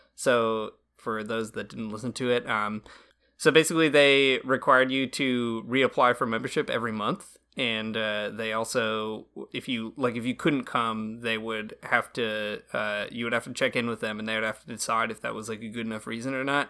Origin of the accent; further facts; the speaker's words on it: Michigan, United States; I'm from Michigan